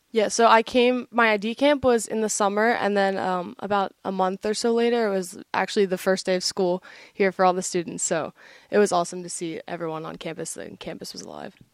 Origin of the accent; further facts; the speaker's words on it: Sewell, New Jersey, United States; moved away as an adult; now in New Hampshire, United States; I'm from Sewell, New Jersey.